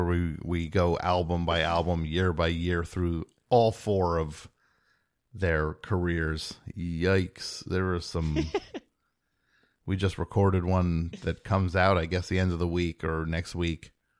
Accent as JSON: {"language": "English", "region": "New Jersey", "country": "United States", "said": "I'm from New Jersey."}